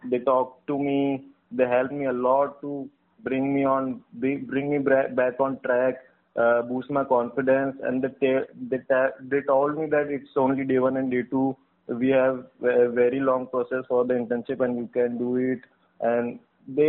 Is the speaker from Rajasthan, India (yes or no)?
yes; Ajmer, Rajasthan, India; I'm from Rajasthan, Ajmer